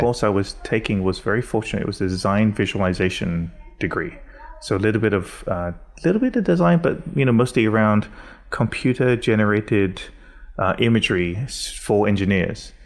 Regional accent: England, United Kingdom; Growing up in England is a very particular kind of whiteness

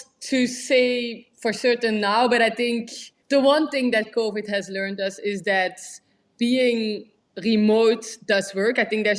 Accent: London, United Kingdom; So I think I love London, and London is my hometown, definitely.

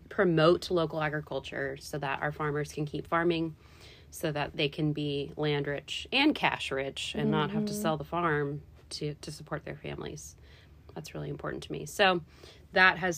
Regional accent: Lexington, Kentucky, United States; moved away as an adult; now in Louisville, United States; I'm actually from Lexington originally

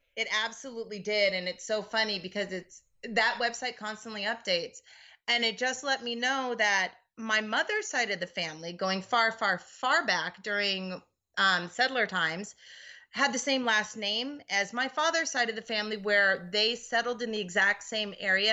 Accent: Seattle, Washington, United States; moved away as an adult; also born or lived in Boston; now in California, United States; I come from Seattle originally, moved to Boston for college, had some kids while I was there and, uh, moved to California.

